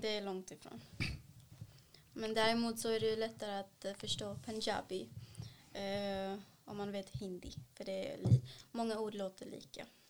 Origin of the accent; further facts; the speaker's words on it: South India, India; Swedish is a second language; also born or lived in Sweden; now in Malmö, Sweden; där har de ju sydindisk mat, där jag är ifrån